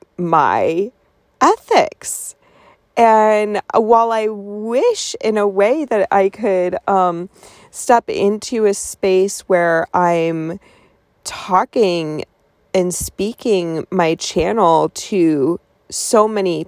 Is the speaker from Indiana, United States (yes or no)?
no; Colorado, United States; I was born in Colorado.